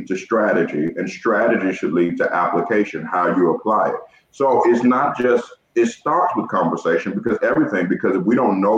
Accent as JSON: {"language": "English", "region": "Georgia", "country": "United States", "moved": "yes", "lives_now": "Ohio, United States", "said": "I'm from the South. I'm from Georgia."}